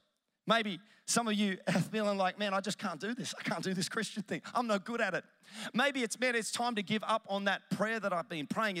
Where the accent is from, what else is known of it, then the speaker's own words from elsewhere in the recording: Melbourne, Victoria, Australia; I'm from Melbourne